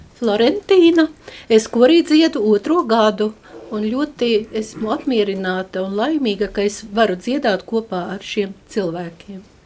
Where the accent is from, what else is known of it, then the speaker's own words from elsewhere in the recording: Daugavpils, Latgale, Latvia; now in Riga, Latvia; Es nāku no Latgales, esmu dzimusi katoļu